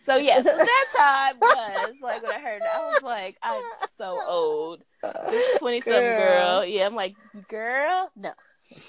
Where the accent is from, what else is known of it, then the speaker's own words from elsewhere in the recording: Atlanta, Georgia, United States; I'm from Atlanta. This is how we roll with our orange suit on.